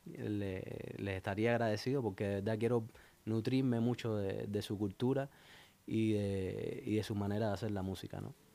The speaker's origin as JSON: {"language": "Spanish", "town": "Santa Clara", "region": "Villa Clara", "country": "Cuba", "tie": "born or raised there", "also_born_or_lived": "Havana, Cuba", "moved": "yes", "said": "Así es, Santa Clara que en el centro de, Cuba. Eh, es una ciudad preciosa, un pueblito pequeño. Y ahí nací, luego me emigré, emigré dentro de Cuba a La Habana para estudiar"}